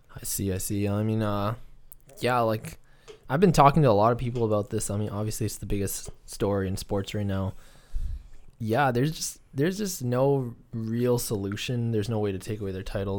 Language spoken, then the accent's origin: English; Canada; we're Canadian